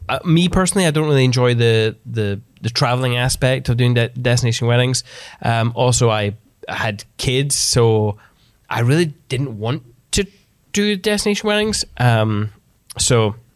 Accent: Scotland, United Kingdom; being Scottish

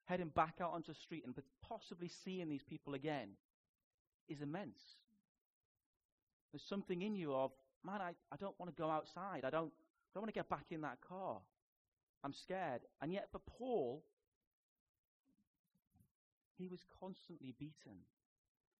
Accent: Newcastle upon Tyne, North East England, United Kingdom; accent: Geordie; moved away; And I grew up in Biker. We are Biker Grove, you know. I can do a Geordie accent. I was in Biker for 16 years of my life, and I was in Newcastle for 19

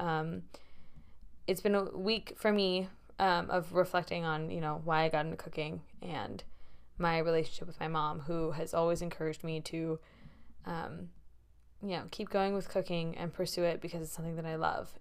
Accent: Bay Area, California, United States; moved away as an adult; now in Boston, United States; as someone who has grown up in the Bay Area for most of her life

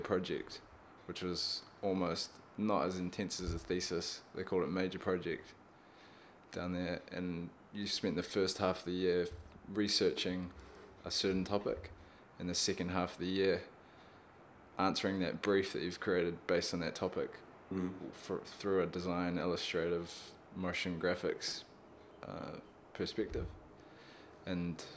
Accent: Auckland, New Zealand; also born or lived in Wellington; I grew up in Auckland

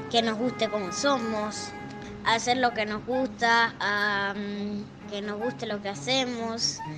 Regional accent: Rosario, Santa Fe, Argentina; born there; tengo 8 años, nací en Rosario del 2010.

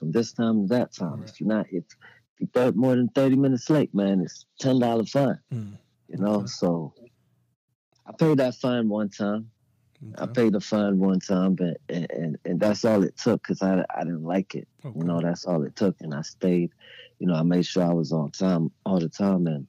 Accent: Maryland, United States; moved away as an adult

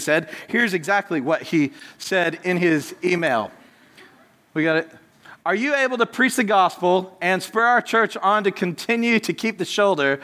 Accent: United States; I'm American, I'm loud, forgive me, and my accent is stuck this way forever

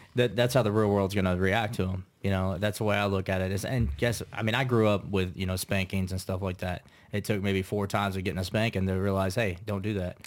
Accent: Troy, Kansas, United States; I'm originally from Troy, Kansas.

